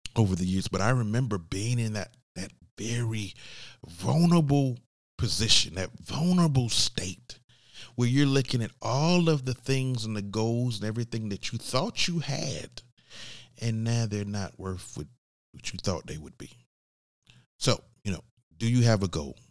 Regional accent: Georgia, United States; I'm from Georgia

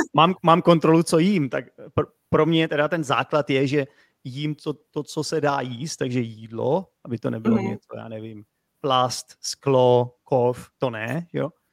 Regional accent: Czechia; jako Čech

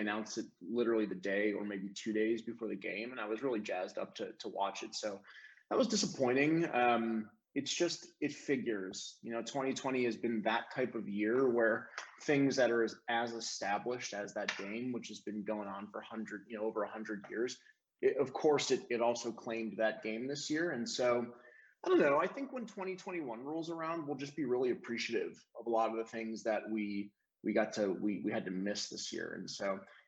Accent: Cleveland, Ohio, United States; also born or lived in Chesterland, Ohio; now in Nashville, United States; I'm from Cleveland. I was born in Cleveland Heights, University Heights, Ohio area

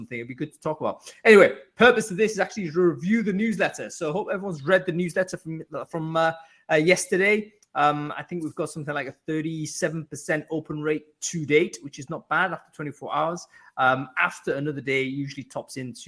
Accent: North East England, United Kingdom; I'm from the Northeast

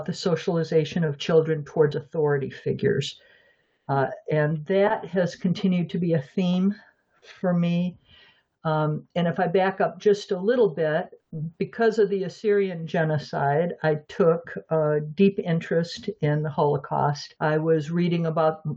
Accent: Flint, Michigan, United States; born or raised there; moved away as an adult; also born or lived in Phoenix, Arizona; now in Western Michigan, United States

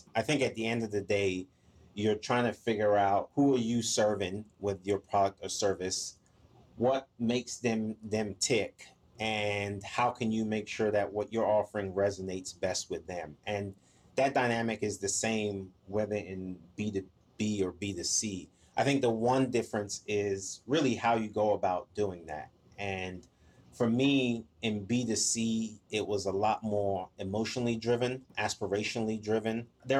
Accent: Maryland, United States; also born or lived in Ghana / England; now in Atlanta, United States; So I was born in Ghana, lived there till I was 5, and then I lived in England for 6 years after that. And then I lived in DC in the Maryland area for most of my life when I moved to the US.

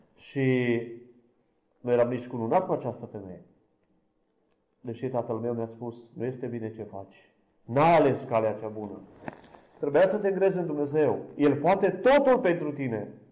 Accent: Câmpia Turzii, Cluj County, Romania; sunt din Câmpia Turzii, slujitor în Biserica Betania

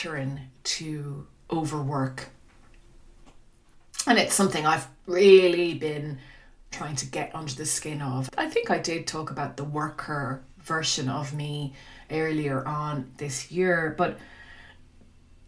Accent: Dingle, Munster, Ireland; my hometown of Dingle

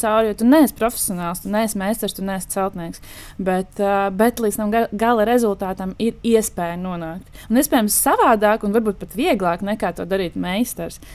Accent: Dobele, Dobele Municipality, Latvia; also born or lived in Riga; pati es esmu no Dobeles

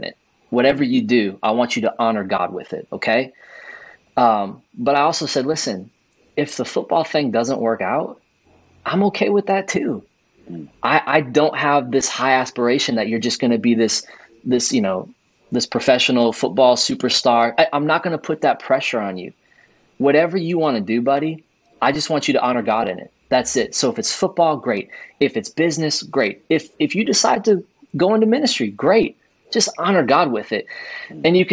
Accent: close to Chicago, Illinois, United States; I grew up in Illinois, close to Chicago, watched Michael Jordan and the Bulls

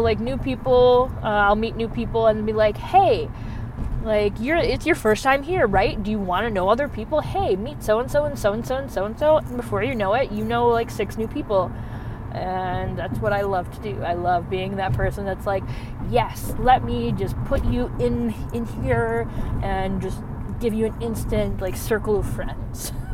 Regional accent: Michigan, United States; I'm from the north, I'm from Michigan

